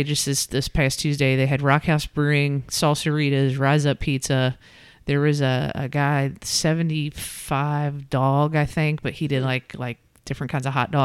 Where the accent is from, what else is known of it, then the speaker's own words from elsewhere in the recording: Boone County, Northern Kentucky, United States; moved away as an adult; now in Lexington, United States; But, you know, I came to school here in 1993 and then, you know, did kind of the back and forth thing. Because I'm originally from Northern Kentucky in Boone County. And then, but permanently, I'll say 2000.